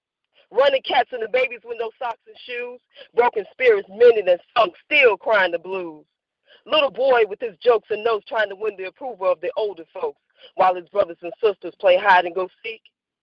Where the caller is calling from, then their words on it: Gary, Indiana, United States; I'm calling from Gary, Indiana.